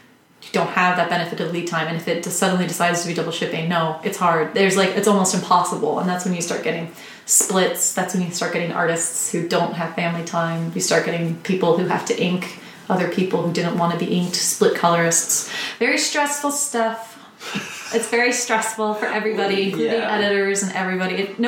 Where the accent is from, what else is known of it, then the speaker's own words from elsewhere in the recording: Florida, United States; also born or lived in Virginia; I was born in Virginia, but I'm from Florida.